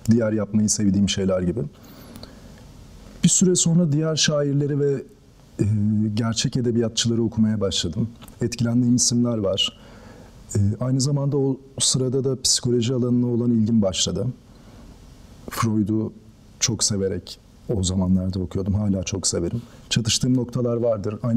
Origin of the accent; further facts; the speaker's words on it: Tekirdağ, Turkey; moved away as an adult; now in Istanbul, Turkey; Ağustos 1994'te Tekirdağ'da doğdum. İlk orta öğretimimi ve lise öğretimimi orada tamamladım. Ardından İstanbul'a geldim